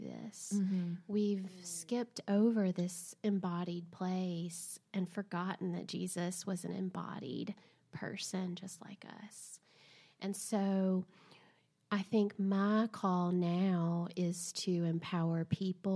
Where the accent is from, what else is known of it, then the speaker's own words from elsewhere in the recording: Southern, United States; accent: Southern; my accent's too Southern